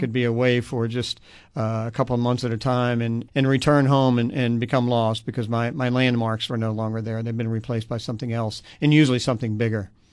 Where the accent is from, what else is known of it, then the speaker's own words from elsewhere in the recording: Gulf of Mexico coast, North Florida and Tampa Bay area, United States; I grew up on the Gulf